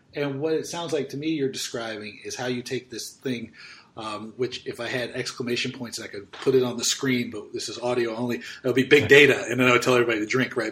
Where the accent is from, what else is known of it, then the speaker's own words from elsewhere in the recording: United States; being an American